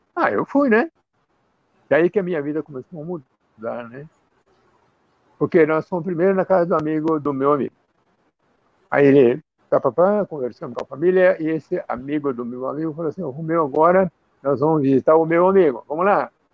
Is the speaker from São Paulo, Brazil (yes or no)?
no; Campo Grande, Mato Grosso do Sul, Brazil; Eu nasci no Brasil, na cidade de Campo Grande, que na época que eu nasci era capital do estado do Mato Grosso